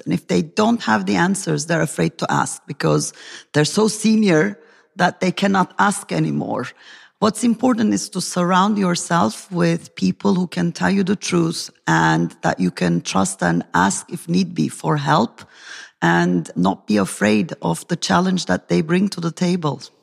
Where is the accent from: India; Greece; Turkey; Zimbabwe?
Turkey; from Turkey